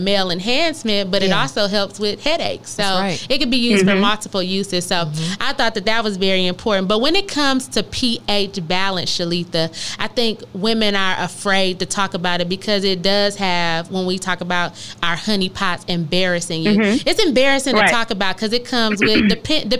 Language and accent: English; Michigan, United States; moved away; we're from Michigan